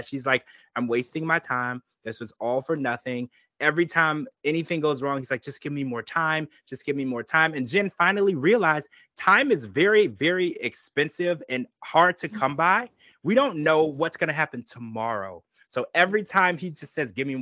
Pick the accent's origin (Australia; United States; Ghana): United States